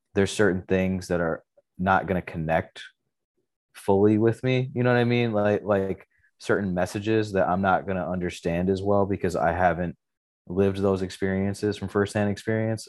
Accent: Lathrop Village, Michigan, United States; we grew up in Lathrop Village, which is, like, just outside of the suburb called Southfield

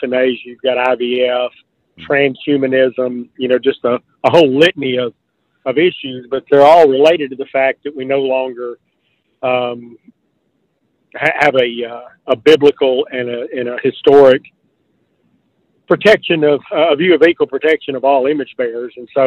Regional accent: Mississippi, United States; my home state of Mississippi

